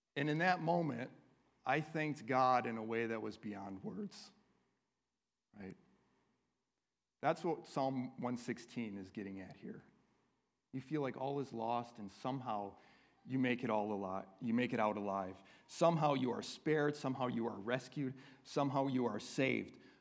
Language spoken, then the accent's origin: English; United States; we as American Christians